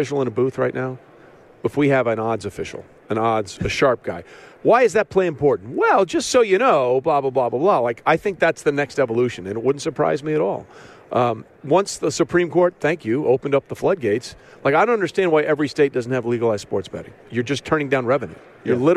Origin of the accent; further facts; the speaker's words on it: Connecticut, United States; I grew up in Connecticut